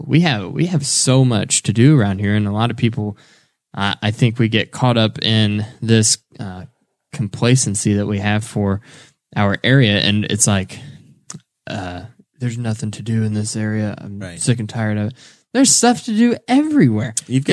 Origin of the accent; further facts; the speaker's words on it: Dunreith, Indiana, United States; there's an actual song that was written about my town, because I grew up in Dunreath.